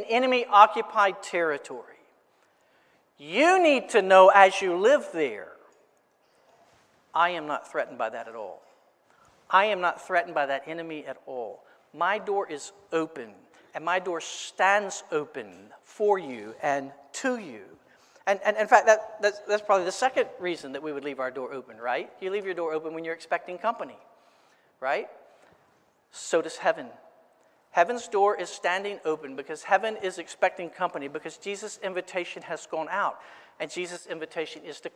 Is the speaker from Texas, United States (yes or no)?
no; Florence, South Carolina, United States; I grew up in Florence